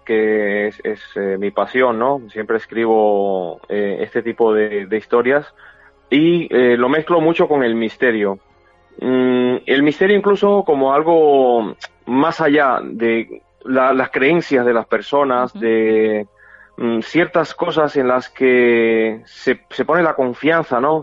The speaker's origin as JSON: {"language": "Spanish", "region": "Havana", "country": "Cuba", "tie": "born or raised there", "moved": "yes", "said": "yo me crié en un barrio, en Lauton, es, es una barriada"}